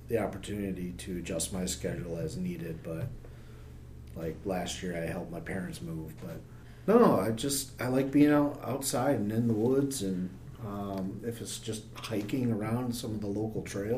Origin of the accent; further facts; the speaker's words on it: Saginaw, Michigan, United States; now in Traverse City, United States; growing up in Saginaw, my grandparents built a cabin about an hour and a half north of Augrey